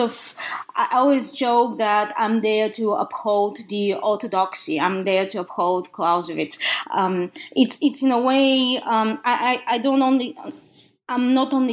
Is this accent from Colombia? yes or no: no; Bulgaria; English is a second language; moved away as an adult; now in United States; as you can hear from my accent, I was born in the country of Bulgaria, in Eastern Europe